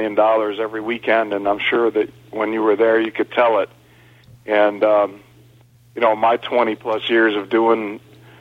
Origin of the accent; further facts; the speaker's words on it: Elgin, Illinois, United States; right outside of Chicago in Elgin. Same town that I live today